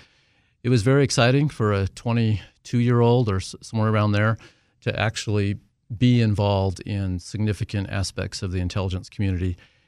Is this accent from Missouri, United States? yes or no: no; Wyoming, United States; also born or lived in Southern California; Well, so actually, I am from Wyoming and ended up going to college in Southern California, of all places.